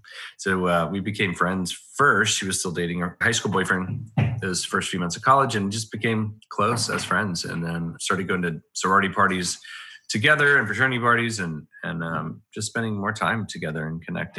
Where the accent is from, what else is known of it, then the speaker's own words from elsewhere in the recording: Washington, District of Columbia, United States; also born or lived in Montgomery; Well, I was born in Montgomery, Alabama, which is the state capital, and my dad is and was then a pastor, and lived there for a couple years, and then I moved to Washington, D.C.